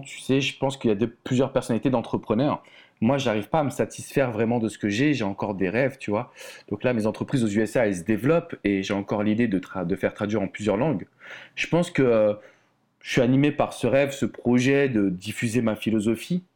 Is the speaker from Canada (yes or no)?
no; France; accent: French; moved away as an adult; now in United States; il faut que les gens ils acceptent mon accent français